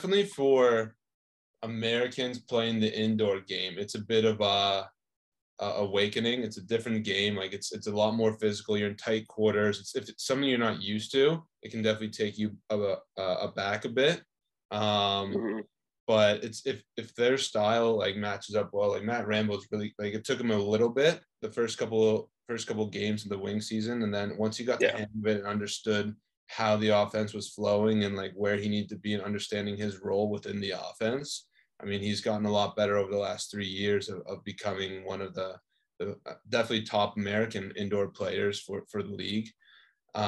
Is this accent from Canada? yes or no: yes; Canada; I'm from Canada